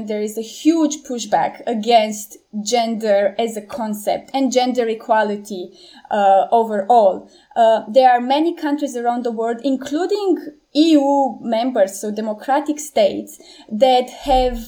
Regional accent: Romania; In Romania earlier this summer, in my home country

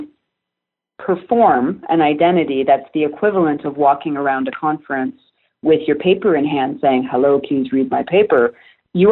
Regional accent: Canada; I'm Canadian.

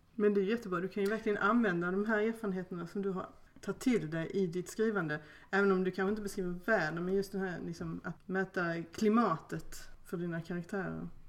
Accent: Skåne, Sweden; born or raised there

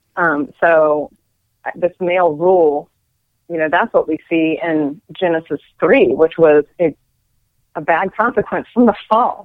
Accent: Frederick, Maryland, United States; I'm from Frederick, Maryland.

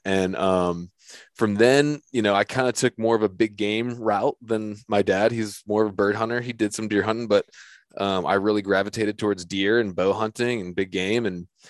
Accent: North Carolina, United States; right around where I'm from the Currituck Sound in, you know, northeastern North Carolina

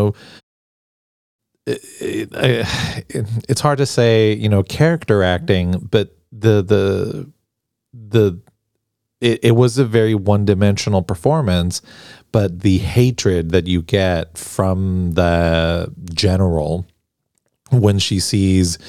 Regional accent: Argentina; now in United States; growing up in Argentina

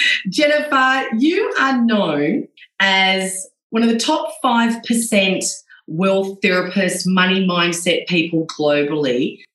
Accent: Blue Mountains, New South Wales, Australia; moved away; I grew up in a place called the Blue Mountains. It's a real touristy area because there's these massive mountains and there's nothing else around. It's just beautiful.

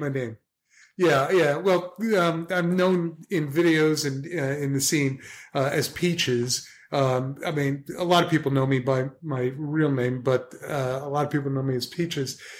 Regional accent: New Jersey, United States; I'm a guy from New Jersey

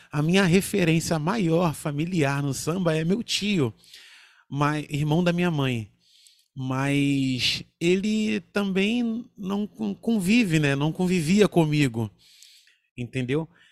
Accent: Rio de Janeiro, Brazil; lá em Cordovil, o lugar onde eu nasci e fui criado.

